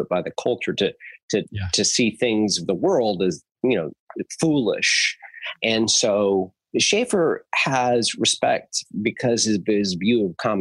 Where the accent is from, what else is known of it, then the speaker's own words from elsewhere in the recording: Southern California, United States; my teenage years back in Southern California, where I lived in the Yellow Valley, and I was homeschooled my whole